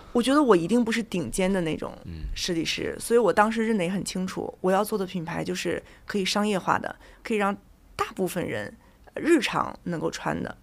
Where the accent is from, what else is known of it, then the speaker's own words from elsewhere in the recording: Jinan, Shandong, China; moved away as an adult; also born or lived in London, United Kingdom / Nottingham, United Kingdom; 我从小就在济南老东门儿讲价长大的